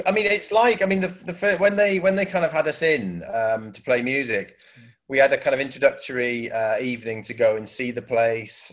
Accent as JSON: {"language": "English", "region": "South Wales", "country": "United Kingdom", "also_born_or_lived": "Manchester", "moved": "as an adult", "said": "I'm from South Wales and I moved up to Manchester uh, as a student"}